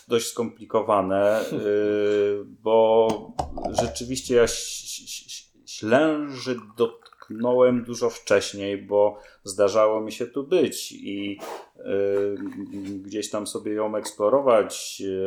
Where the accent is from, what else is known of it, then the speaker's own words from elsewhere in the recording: Poznań, Greater Poland, Poland; moved away as an adult; now in Sobótka, Poland; jestem poznańską pyrą